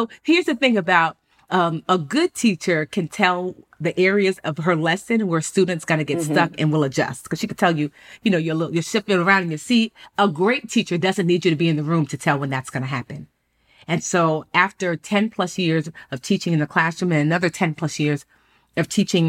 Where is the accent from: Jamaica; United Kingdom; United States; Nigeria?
Nigeria; I'm Nigerian Igbo, and it's a very poetic language.